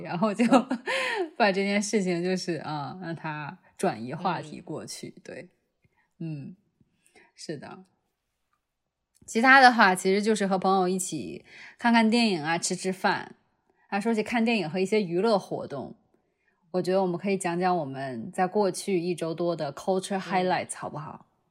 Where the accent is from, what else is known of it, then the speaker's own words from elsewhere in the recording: China; moved away; also born or lived in United States; 我觉得我还是中国人，我只是去上学的